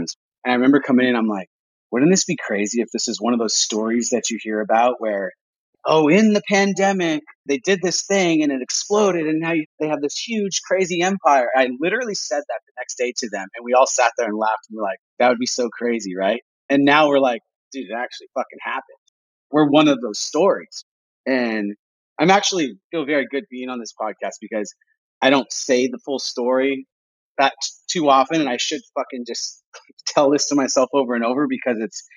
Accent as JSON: {"language": "English", "town": "Imperial Beach", "region": "California", "country": "United States", "tie": "born or raised there", "said": "my hometown. That's like Imperial Beach is, it's an old school surf town"}